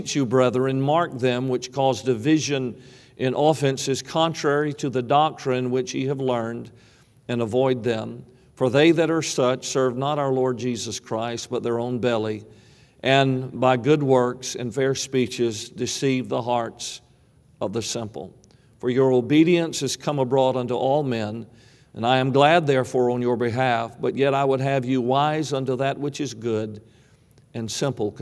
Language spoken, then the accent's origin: English; Savannah, Georgia, United States; I grew up in Savannah, and it was a city that had great Revolutionary War history behind it